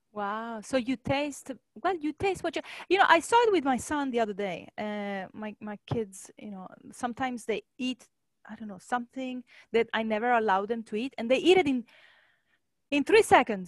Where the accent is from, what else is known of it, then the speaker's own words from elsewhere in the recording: Italy; moved away; I come from Europe, from Italy.